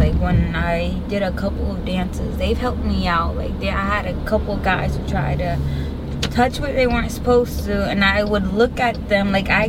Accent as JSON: {"language": "English", "region": "New York", "country": "United States", "moved": "yes", "lives_now": "Florida, United States", "said": "I'm from New York."}